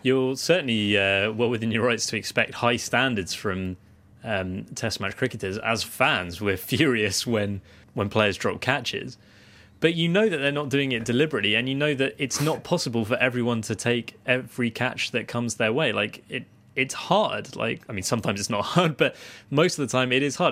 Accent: United Kingdom; as British people

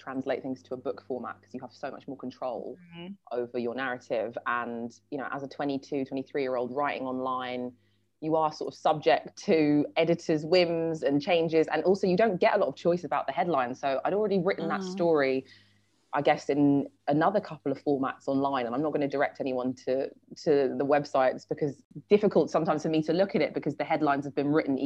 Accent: London, United Kingdom; we grew up in a very white suburb of London, Sutton, which is kind of near Croydon

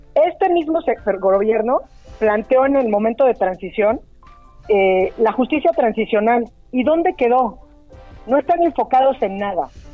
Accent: Oaxaca, Mexico; moved away; Estoy en Oaxaca. Tuve que venir a ver un asunto, así que saludos desde mi tierra.

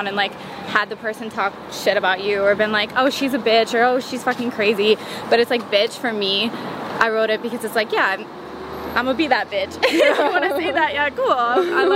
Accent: Merritt Island, Florida, United States; now in Los Angeles, United States; growing up in Florida, it's like you're just in this small town

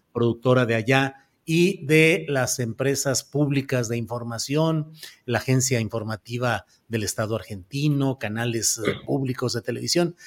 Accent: Torreón, Coahuila, Mexico; Yo nací en Torreón, Coahuila

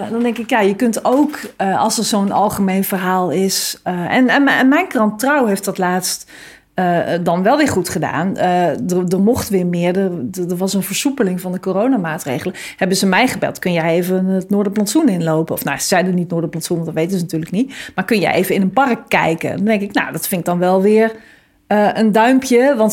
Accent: Groningen, Netherlands; maar ik kom uit Groningen, hoor. ik woon in de stad.

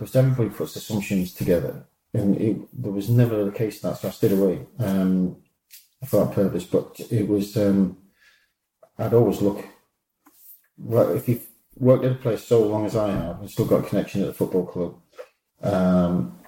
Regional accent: Newcastle upon Tyne, North East England, United Kingdom; I'm a Geordie

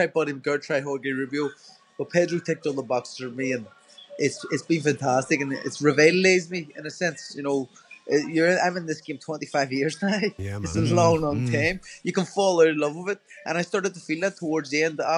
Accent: Ireland; being an Irish person

